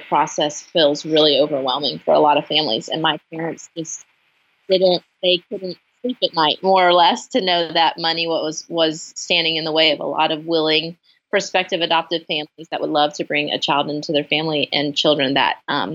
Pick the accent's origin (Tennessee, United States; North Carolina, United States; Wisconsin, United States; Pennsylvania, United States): Tennessee, United States; Franklin; I'm from Franklin, Tennessee, just south of Nashville